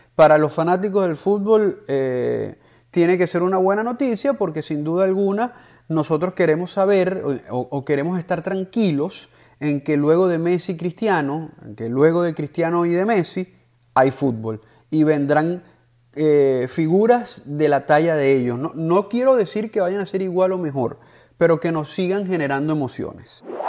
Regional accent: Venezuela; Yo como venezolano

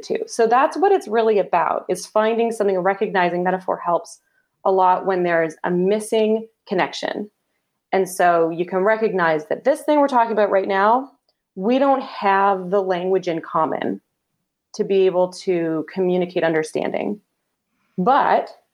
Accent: Canada; Canadian. I'm a Canadian

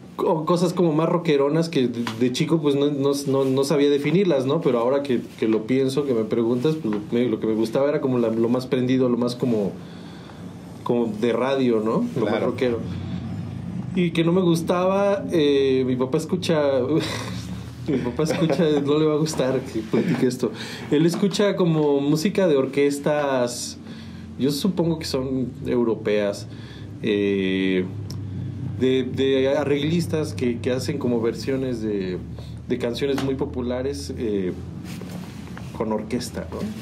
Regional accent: San Juan del Río, Querétaro, Mexico; moved away as an adult; also born or lived in Mexico City; yo nací en la ciudad de Querétaro, pero mis, papás ya vivían acá, o sea, solo fui a nacer a la ciudad, pero soy sanjuanense pues de toda la vida, ¿no? O sea, crecí aquí

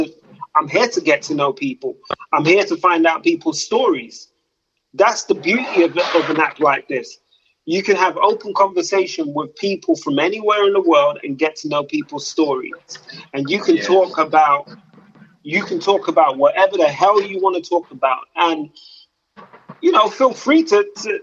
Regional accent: London, United Kingdom; now in the Midlands, United Kingdom; I'm originally from London, but right now I live in the Midlands

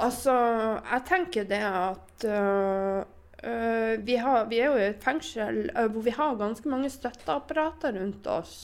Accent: Northern Norway, Norway; jeg er nordlending

